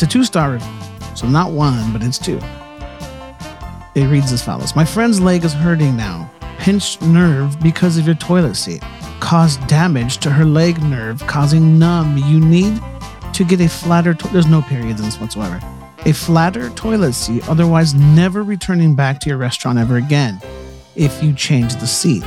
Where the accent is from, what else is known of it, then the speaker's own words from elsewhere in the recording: Northern California, United States; I'm from Northern California